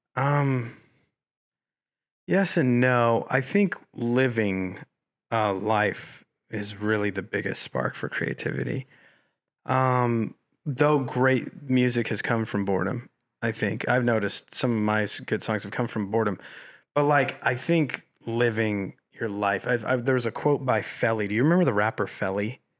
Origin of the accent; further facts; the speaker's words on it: Colorado Springs, Colorado, United States; moved away as an adult; now in Los Angeles, United States; growing up in Colorado Springs